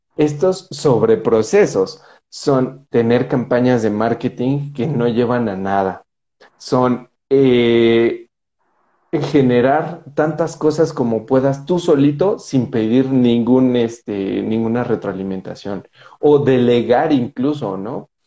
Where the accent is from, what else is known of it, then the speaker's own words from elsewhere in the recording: Mexico; vengo de México